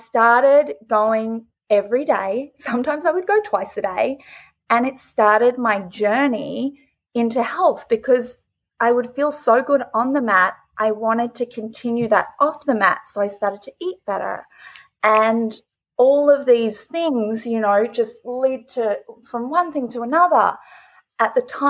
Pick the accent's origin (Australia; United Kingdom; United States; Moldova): Australia; moved away; I grew up originally in Australia, and I grew up on a farm.